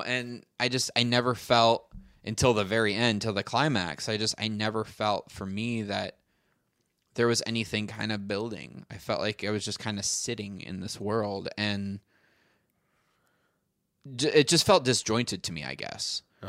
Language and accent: English; Brooklyn, New York, United States; I grew up in Brooklyn.